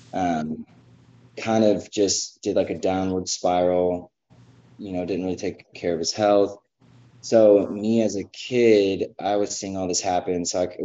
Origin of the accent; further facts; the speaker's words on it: Georgia, United States; I grew up in Georgia